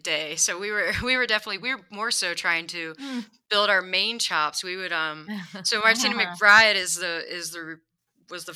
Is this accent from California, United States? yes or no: no; Harrisonburg, Virginia, United States; also born or lived in Glen Burnie, Maryland; now in Denver, United States; And then when my parents separated, my dad moved to Virginia, and my older brother and I moved out there with him.